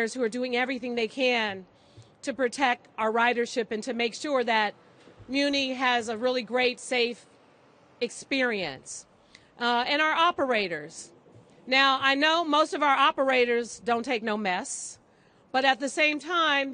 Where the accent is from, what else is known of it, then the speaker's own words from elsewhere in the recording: San Francisco, California, United States; growing up in San Francisco